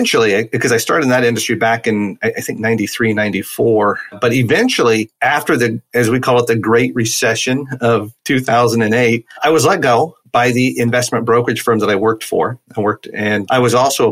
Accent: San Antonio, Texas, United States; moved away as an adult; also born or lived in Idaho / Utah; now in Vancouver, United States; I'm in Vancouver, Washington now. I grew up in San Antonio, Texas

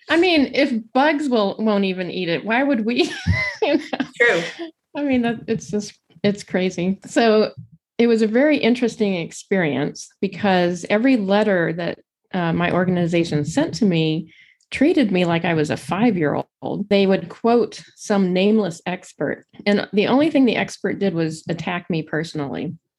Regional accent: Pasadena, California, United States; now in Arlington, United States; I actually grew up in Pasadena, California.

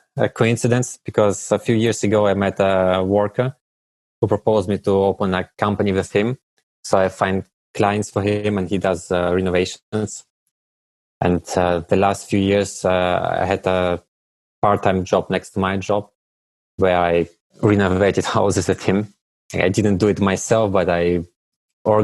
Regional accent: Germany; moved away as an adult; also born or lived in Russia; now in Brussels, Belgium; I was born in Russia, but I moved to Germany when I was a child together with my family

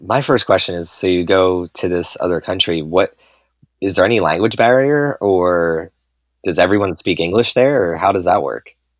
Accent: New Jersey, United States; grew up in New Jersey just like I did

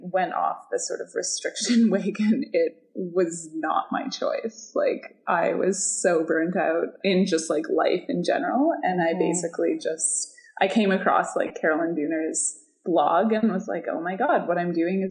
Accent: Pacific Northwest, United States; I'm from the Pacific Northwest

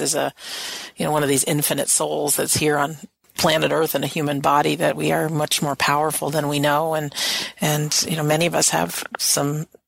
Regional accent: United States; I'm an American.

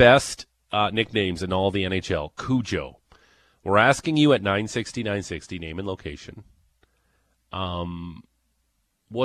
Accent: Niagara Falls, Ontario, Canada; Niagara Falls, my hometown.

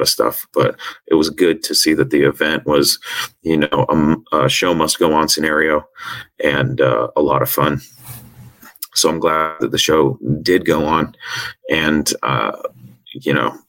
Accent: north of Seattle, Washington, United States; I'm from Washington, north of Seattle, and we don't get heat like

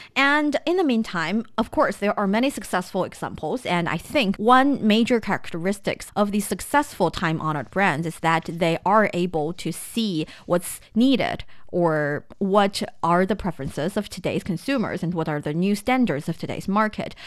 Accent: Shanxi, China; moved away; I am from Shanxi province. hometown I am so proud

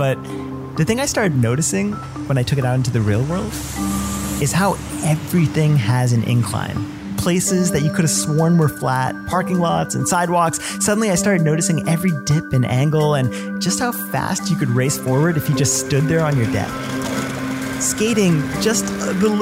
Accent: United States; He passed away when I was 9 and I grew up in the States

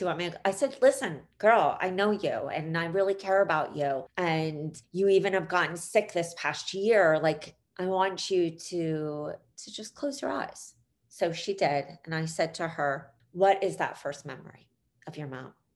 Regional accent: Philadelphia, Pennsylvania, United States; in Philly, which is where I grew up on Broad Street

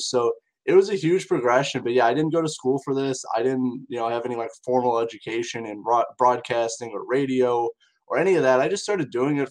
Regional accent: Indiana, United States; in my area, which I'm from Indiana in the United States

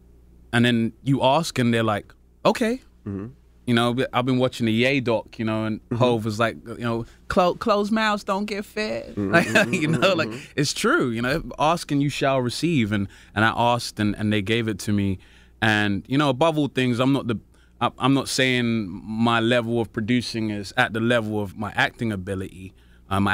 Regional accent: Peckham, London, United Kingdom; Well, I'm from Peckham in London, which is the South Central equivalent, in my opinion.

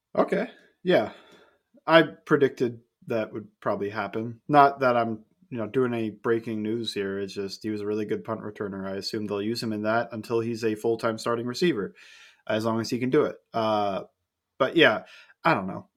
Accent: United States; I grew up in Pittsburgh Browns territory

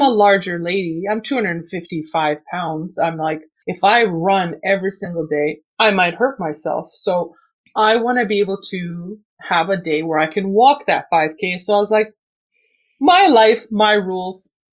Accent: Canada; English is a second language; I was not born in Canada. I was born in another country and I came here and I didn't speak any English. I was six years old

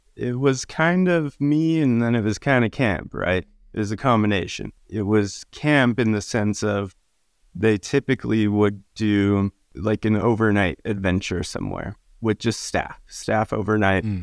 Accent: Utah, United States; I grew up in Utah

